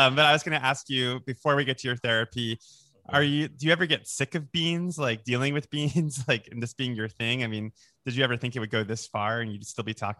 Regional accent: United States; also born or lived in New York / Florida; I grew up in New York and then Florida.

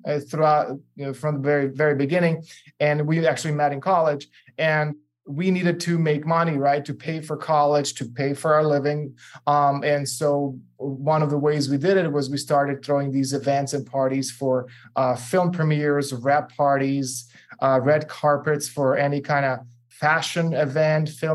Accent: Serbia; moved away; I'm originally from Serbia, and so I speak four languages

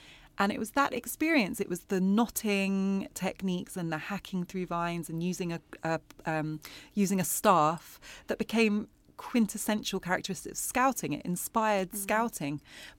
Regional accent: Wimbledon, London, United Kingdom; Like, there's a chapter about where I grew up in Wimbledon. And I think Wimbledon is a very English part of London.

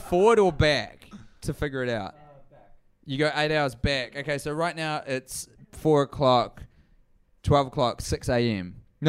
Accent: New Zealand; hey, this is me, I'm from New Zealand, I do comedy and I do this podcast

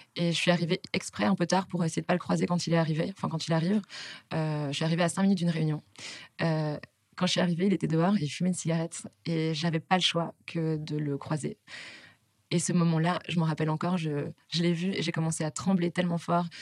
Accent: Belgium; moved away as an adult; now in Paris, France; je suis belge

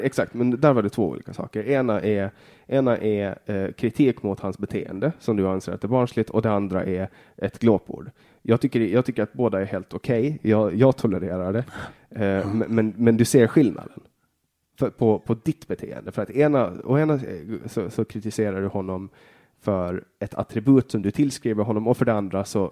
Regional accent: Åland Islands; Jag är född på Åland och bara Åland

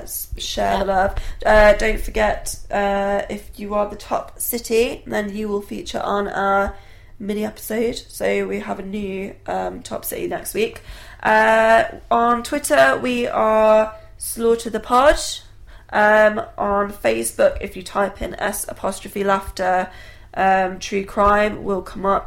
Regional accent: United Kingdom; we're British

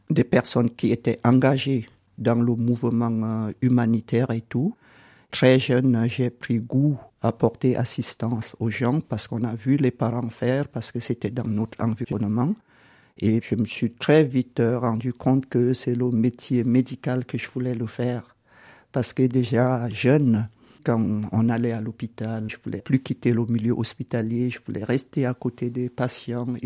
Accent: Cameroon; born there; Je suis né au Cameroun, mais j'ai beaucoup voyagé parce que euh, les parents étaient administrateurs et gestionnaires des biens d'une église dans une organisation internationale.

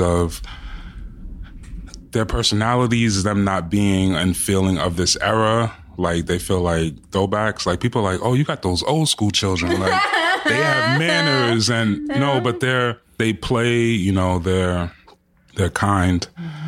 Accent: New York City, New York, United States; I'm born and raised in Jamaica, Queens, and my parents are Jamaican

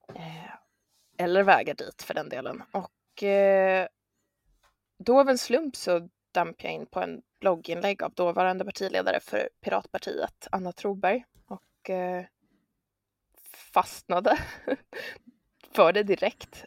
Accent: Örebro, Örebro County, Sweden; also born or lived in Stockholm; då föddes jag i Örebro, Jag eh, har växt upp där

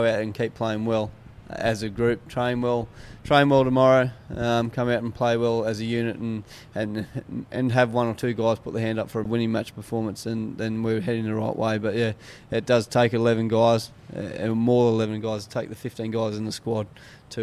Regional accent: Australia; as Australian

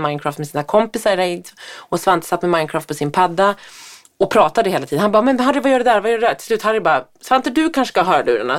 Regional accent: Härnösand, Västernorrland County, Sweden; moved away; Härnösand där jag kommer ifrån, där min mamma och pappa bor

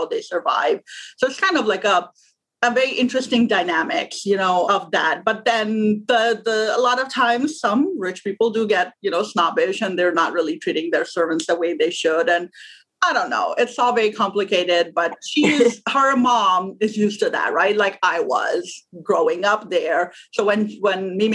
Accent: Pakistan; moved away as an adult; now in United States; I'm originally from Pakistan. I was born there. I grew up there. I went to school and college there. And then I came to the U.S. as an immigrant when I was 22 years old.

